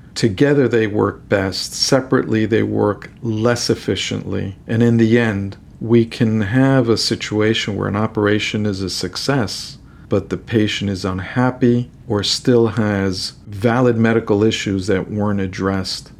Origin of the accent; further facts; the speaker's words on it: New York City, New York, United States; moved away as an adult; also born or lived in Boston; now in Miami, United States; I came from New York City. I'm a New Yorker.